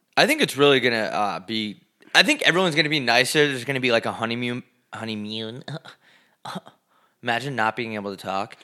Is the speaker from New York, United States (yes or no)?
yes; New York, United States; I'm from New York